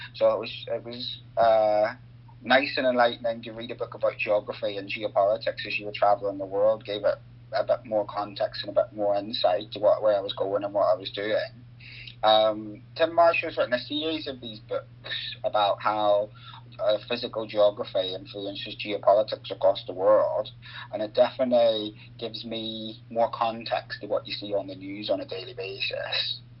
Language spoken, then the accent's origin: English; Northern Ireland, United Kingdom; moved away as an adult; now in Nottingham, United Kingdom; I grew up in Northern Ireland, so politics was always very contentious